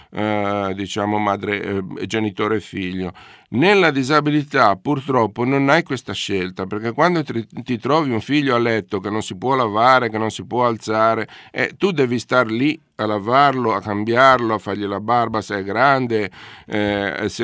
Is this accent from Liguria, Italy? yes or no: yes; Genoa, Liguria, Italy; sono genovese